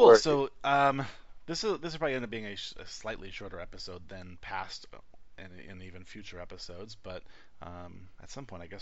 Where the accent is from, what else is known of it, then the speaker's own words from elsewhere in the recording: Detroit, Michigan, United States; also born or lived in North Carolina; now in Las Vegas, United States; I come from Detroit, where Halloween is like a deadly holiday.